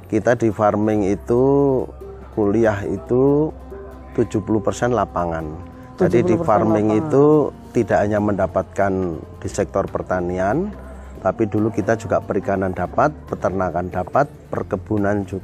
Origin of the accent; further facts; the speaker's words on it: Semarang, Central Java, Indonesia; SD semua di Semarang